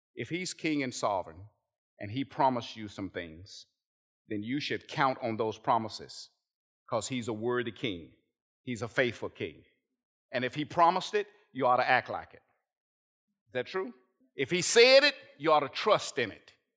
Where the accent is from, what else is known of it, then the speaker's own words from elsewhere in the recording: United States; As an American Christian